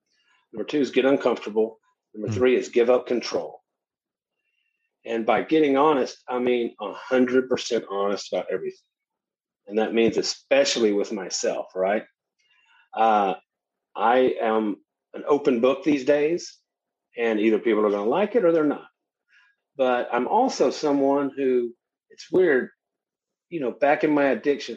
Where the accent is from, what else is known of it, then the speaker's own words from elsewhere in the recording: Shreveport, Louisiana, United States; Growing up in Shreveport, Louisiana